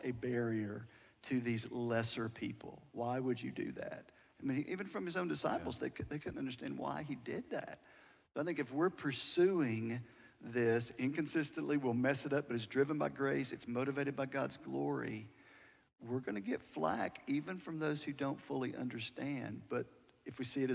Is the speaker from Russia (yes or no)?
no; United States; I'm an American